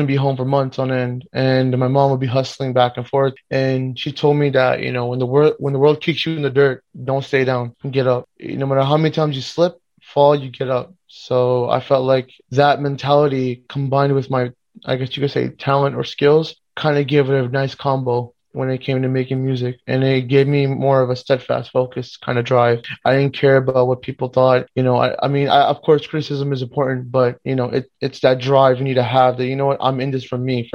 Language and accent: English; Miami, Florida, United States; I was actually born and raised in Miami, but my parents are from Pakistan, Lahore, the region of it, Punjab, our region